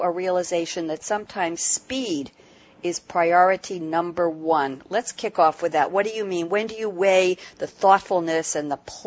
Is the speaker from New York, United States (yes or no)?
yes; New York, United States; I'm from New York